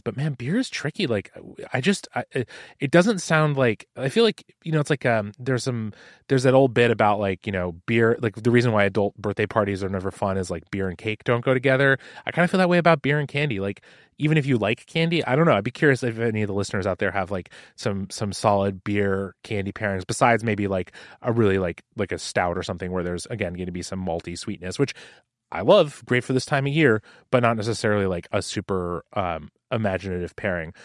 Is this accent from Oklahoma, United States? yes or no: no; Seattle, Washington, United States; growing up in Seattle